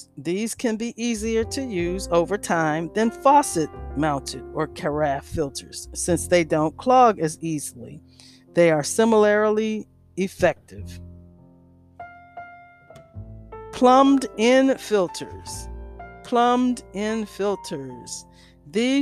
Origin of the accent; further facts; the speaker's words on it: Washington, District of Columbia, United States; I grew up in Washington, D.C.